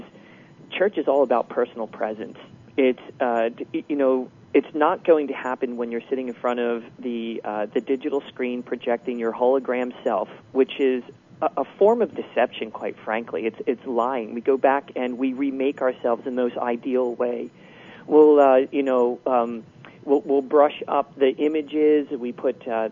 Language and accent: English; Philadelphia, Pennsylvania, United States; moved away; I'm from Philadelphia. I really don't maintain any friendships in Philadelphia because I don't live there. I live here